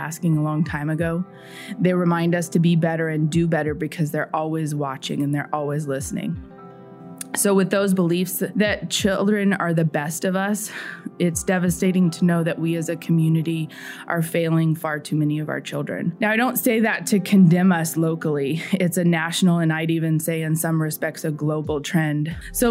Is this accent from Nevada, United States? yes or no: no; San Diego, California, United States; moved away as an adult; also born or lived in South Carolina / Indiana; As a white person growing up in San Diego, California